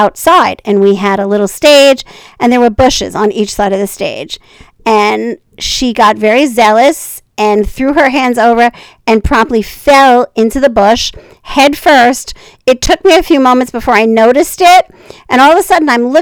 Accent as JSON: {"language": "English", "region": "New York", "country": "United States", "said": "I was from New York"}